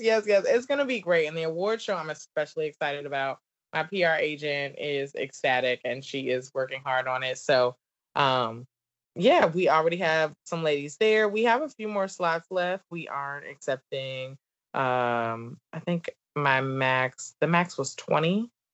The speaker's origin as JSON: {"language": "English", "region": "the South", "country": "United States", "accent": "southern", "said": "my southern accent"}